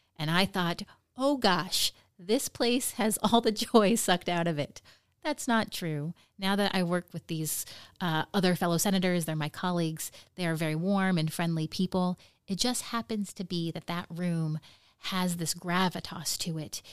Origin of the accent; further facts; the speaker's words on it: Nome, Alaska, United States; growing up in Nome